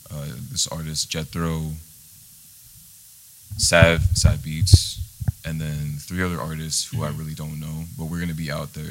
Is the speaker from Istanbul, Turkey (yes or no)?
yes; Istanbul, Turkey; born there; I was born in Istanbul, Turkey.